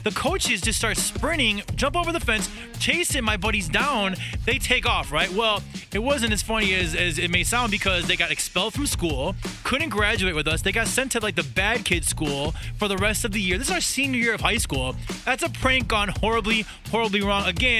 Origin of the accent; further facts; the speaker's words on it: Chicago, Illinois, United States; We're from Chicago.